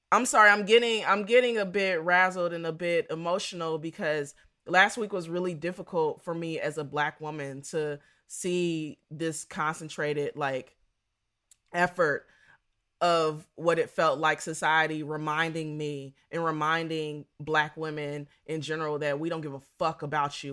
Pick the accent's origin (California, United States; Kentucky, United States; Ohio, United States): Ohio, United States; Dayton; I'm from Dayton, Ohio